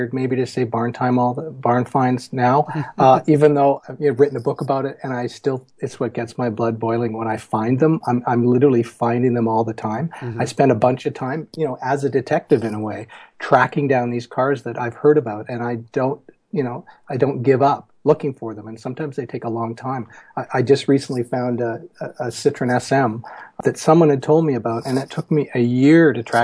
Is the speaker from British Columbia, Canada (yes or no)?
yes; Victoria, British Columbia, Canada; now in Seattle, United States; I'm from Victoria on Vancouver Island and Canadian, now an American as well, living in the States in Seattle